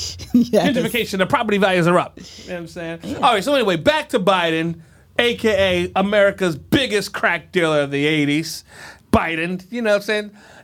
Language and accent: English; Scranton, Pennsylvania, United States; So when I first came to D.C., I wore a shirt without an undershirt because I was from Scranton